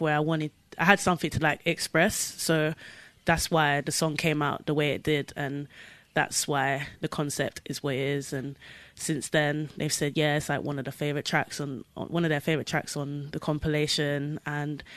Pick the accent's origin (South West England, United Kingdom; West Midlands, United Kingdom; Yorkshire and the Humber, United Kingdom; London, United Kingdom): London, United Kingdom; I'm from Southwest London